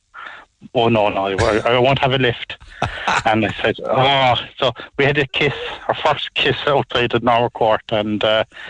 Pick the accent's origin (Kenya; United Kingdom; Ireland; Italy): Ireland; Douglas, Munster; I'm from Douglas.